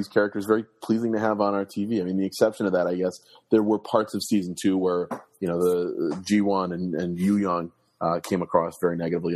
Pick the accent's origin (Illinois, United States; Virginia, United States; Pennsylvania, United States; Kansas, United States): Illinois, United States; Chicago; as a Chicagoan, as a White Sox fan